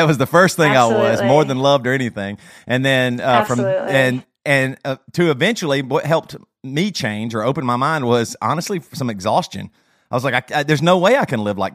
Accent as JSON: {"language": "English", "region": "South Carolina", "country": "United States", "tie": "born or raised there", "said": "I grew up in South Carolina"}